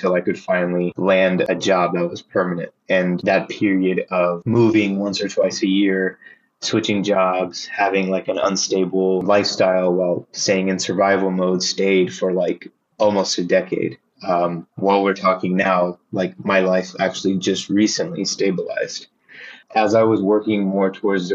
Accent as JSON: {"language": "English", "region": "Texas", "country": "United States", "tie": "born or raised there", "also_born_or_lived": "Philadelphia", "moved": "as an adult", "lives_now": "New York City, United States", "said": "I was born in Texas"}